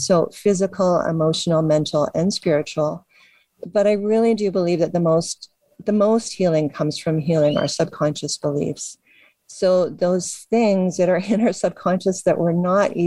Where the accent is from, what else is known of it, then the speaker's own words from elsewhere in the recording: Canada; I'm Canadian